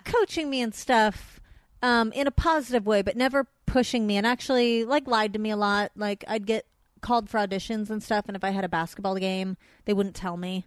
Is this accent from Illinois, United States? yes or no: no; San Fernando Valley, California, United States; accent: Valley girl; growing up in the Valley, we have, uh, festival competitions